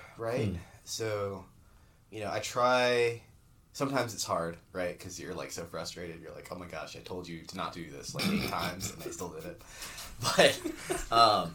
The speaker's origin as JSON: {"language": "English", "region": "Florida", "country": "United States", "tie": "born or raised there", "said": "I grew up in Florida on kind of like a mangrove island kind of deal"}